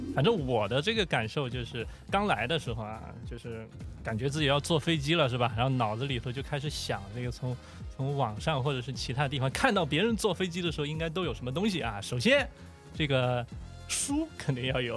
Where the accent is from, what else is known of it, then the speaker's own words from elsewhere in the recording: Shandong, China; moved away as an adult; 山东潍坊，山东我的老家